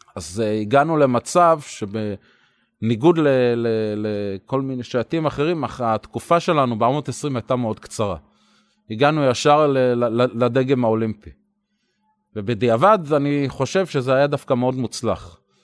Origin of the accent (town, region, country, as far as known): Israel